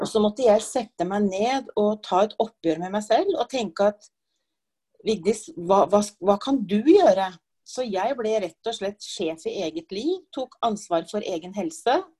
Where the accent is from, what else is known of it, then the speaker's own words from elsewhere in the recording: Oslo, Norway; moved away as an adult; now in Gjøvik, Norway; Født og oppvokst i Oslo, men jeg har bodd på Gjøvik nå i over 30 år